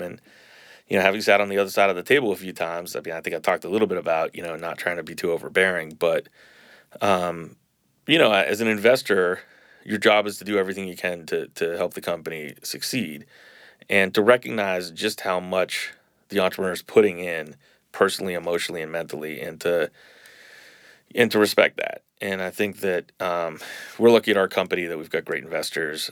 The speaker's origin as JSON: {"language": "English", "town": "Boston", "region": "Massachusetts", "country": "United States", "tie": "born or raised there", "moved": "as an adult", "lives_now": "New Orleans, United States", "said": "I grew up in Boston."}